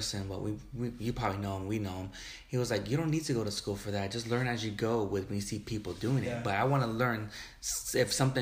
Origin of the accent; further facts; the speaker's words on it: Wilmington, California, United States; we're the same place where we grew up in Wilmington, the city.